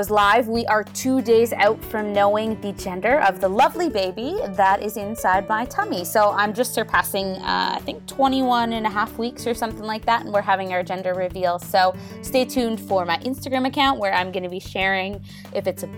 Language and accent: English; Teeswater, Ontario, Canada; I grew up in Teeswater, so I do make it up that way now and again